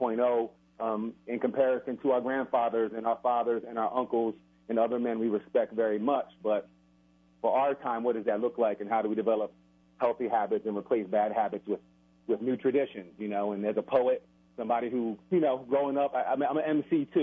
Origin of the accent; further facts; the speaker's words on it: Philadelphia, Pennsylvania, United States; also born or lived in New Jersey; now in New Mexico, United States; I'm originally from New Jersey, Philadelphia area